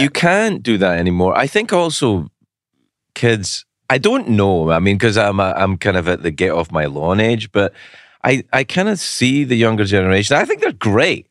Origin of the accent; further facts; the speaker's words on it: Glasgow, Scotland, United Kingdom; 'cause I'm from Glasgow